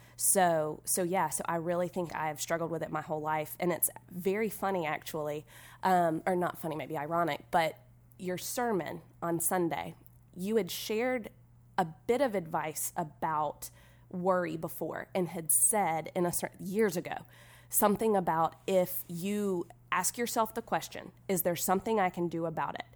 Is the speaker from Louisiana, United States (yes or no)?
no; Irmo, South Carolina, United States; I'm from Irmo, South Carolina